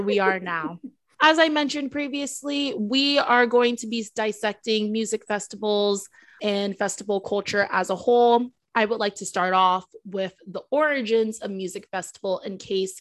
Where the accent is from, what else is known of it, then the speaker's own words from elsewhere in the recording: Florida, United States; also born or lived in Milwaukee, Wisconsin; I was born there. I would still say I'm from Florida.